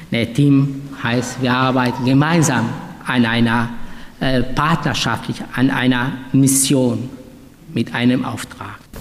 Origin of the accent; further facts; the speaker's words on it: Duisburg, North Rhine-Westphalia, Germany; also ich bin ja in Duisburg aufgewachsen